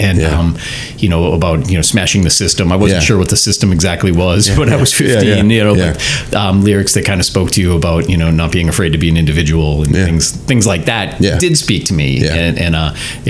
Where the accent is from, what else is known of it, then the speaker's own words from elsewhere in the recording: Middleton, Massachusetts, United States; I grew up in the town of Middleton. Mm-hmm. So I went to Masconomet, and had a lot of friends in the Danvers, Peabody, Salem area.